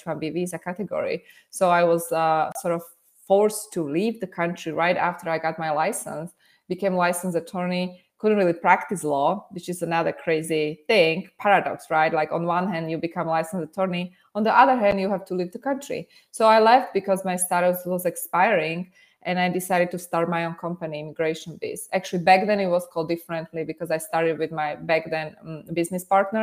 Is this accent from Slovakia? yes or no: yes; Slovakia; English is a second language; moved away as an adult; now in United States; originally I was born and raised in Slovakia